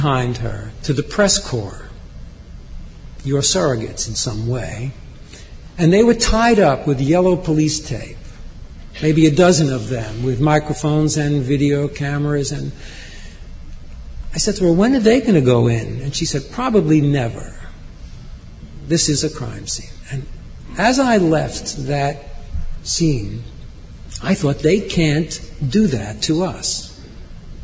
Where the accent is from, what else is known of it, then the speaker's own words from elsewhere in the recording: New York, United States; as a New Yorker